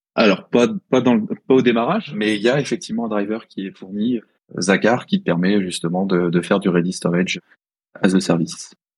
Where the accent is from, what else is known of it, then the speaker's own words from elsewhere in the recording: Chartres, Centre-Val de Loire, France; je suis de Chartres